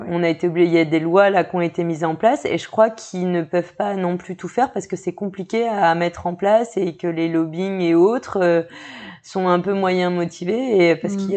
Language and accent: French; Brittany, France; now in New Caledonia; Je n'ai pas choisi d'être bretonne